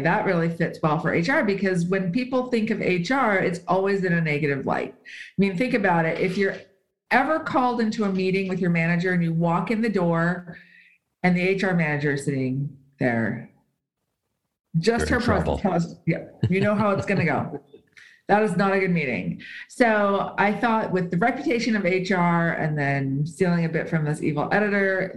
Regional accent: United States; first language English; moved away as an adult; also born or lived in California / Southern Utah; now in Switzerland; I am American. I intend to return to the States one day, but I live in Switzerland.

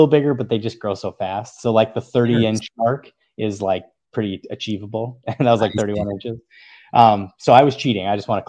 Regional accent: North Carolina, United States; So I'm originally from North Carolina. I was a military brat, and my sister actually lives in the Charlotte area on Lake Norman.

